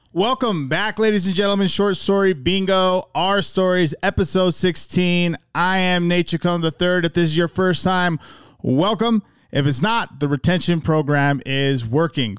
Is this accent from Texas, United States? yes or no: no; Magna, Utah, United States; we're both from Magna.